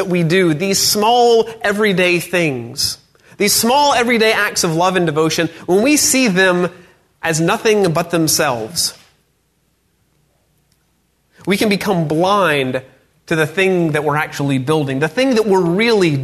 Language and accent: English; North Georgia, United States; I grew up in North Georgia